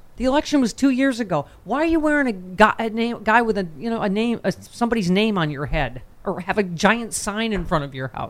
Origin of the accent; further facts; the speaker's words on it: Buffalo, New York, United States; my hometown, Buffalo